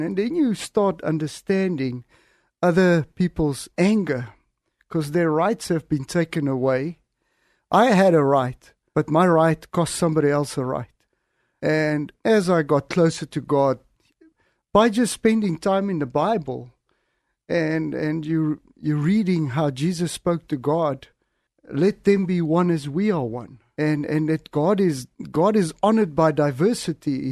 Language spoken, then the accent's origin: English; south of Johannesburg, Gauteng, South Africa; I, I grew up, uh, was born in seventy-six, um, in a small little country town south of Johannesburg.